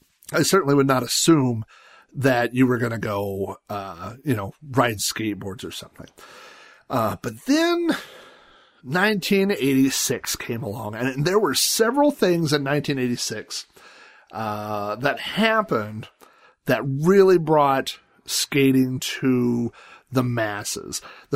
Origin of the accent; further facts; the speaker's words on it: Sun Valley, United States; But we moved to the house I grew up in Sun Valley the summer that I turned 5 years old.